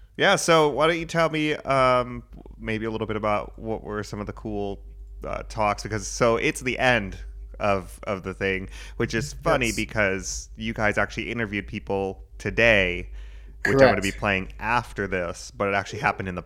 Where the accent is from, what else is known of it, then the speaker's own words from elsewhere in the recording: the South, United States; I grew up in the South